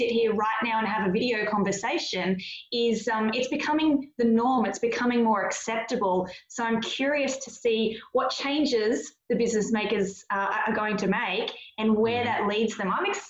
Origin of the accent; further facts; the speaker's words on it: Australia; So if I had to have an overwhelming summary of our experience with it, is we're the Aussie battlers.